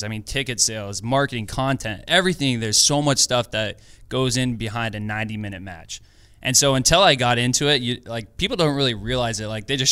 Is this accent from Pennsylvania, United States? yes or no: no; Portland, Oregon, United States; moved away as an adult; now in Los Angeles, United States; Born and raised in Portland.